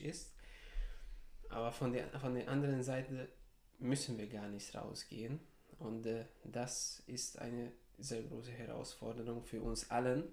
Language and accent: German; Serbia; moved away as an adult; now in Heidelberg, Germany; Ich bin in Serbien geboren, dort aufgewachsen.